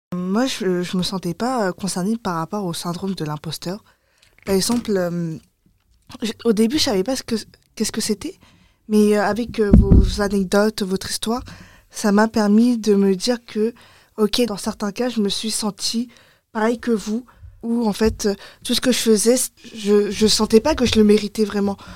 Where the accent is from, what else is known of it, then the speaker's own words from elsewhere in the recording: France; comme j'ai grandi en France, j'ai les mentalités de, de, de française